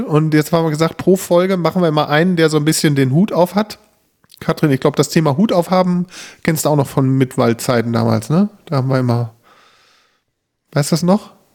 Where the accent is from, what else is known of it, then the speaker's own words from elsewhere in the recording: Bünde, North Rhine-Westphalia, Germany; Wir kommen hier aus Bünde